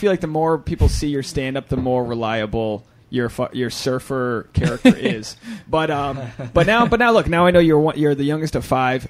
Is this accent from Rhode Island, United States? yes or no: yes; Rhode Island, United States; moved away; I'm from Rhode Island.